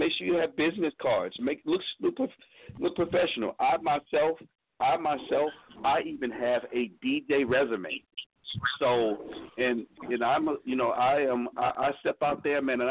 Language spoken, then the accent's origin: English; Atlanta, Georgia, United States; Atlanta, man. My hometown